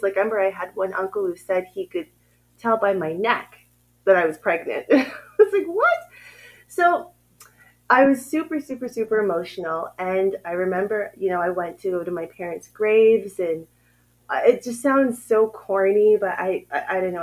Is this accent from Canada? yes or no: yes; Ottawa, Ontario, Canada; moved away as an adult; now in Uganda; I grew up in Ottawa, Canada